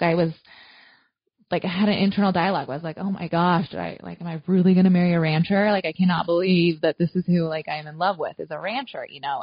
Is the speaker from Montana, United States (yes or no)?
yes; Southwest Montana, United States; moved away as an adult; now in central Nebraska, United States; I grew up in Southwest Montana. So I'm a Nebraska transplant.